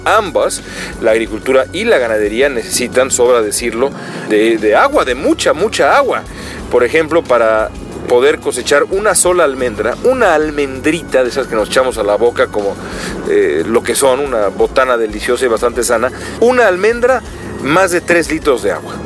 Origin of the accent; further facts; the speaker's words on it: Mexico City, Mexico; moved away as an adult; now in Los Angeles, United States; los aguaceros de mi infancia en la Ciudad de México